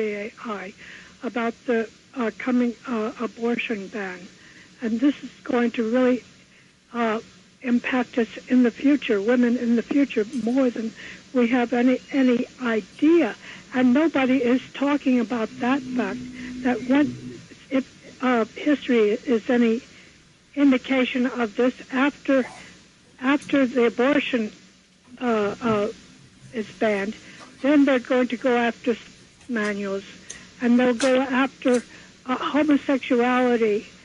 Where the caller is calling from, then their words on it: New York City, New York, United States; I'm calling from Manhattan.